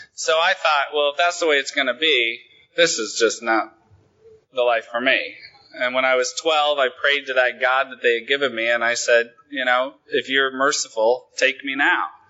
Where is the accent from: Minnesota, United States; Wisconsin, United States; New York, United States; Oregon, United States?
Oregon, United States; Willamette Valley; also born or lived in Los Angeles, United States; now in Sweden; I come from a tiny little shit town in the Willamette Valley, and I hated it